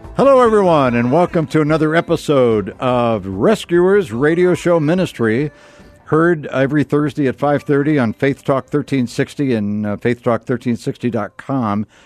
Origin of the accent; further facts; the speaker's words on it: Akron, Ohio, United States; I was born in Akron, Ohio.